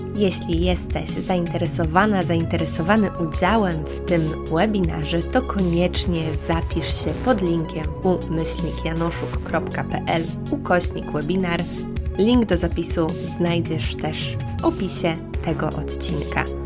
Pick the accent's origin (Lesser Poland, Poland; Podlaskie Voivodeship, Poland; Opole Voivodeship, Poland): Podlaskie Voivodeship, Poland; Białystok; moved away; ja też pochodzę z Podlasia, pochodzę z, z mm, Białego Stoku